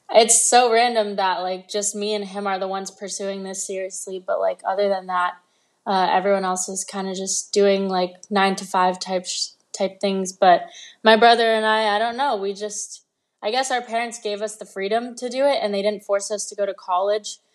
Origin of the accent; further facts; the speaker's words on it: Los Angeles, California, United States; also born or lived in London; I moved to L A when I was six years old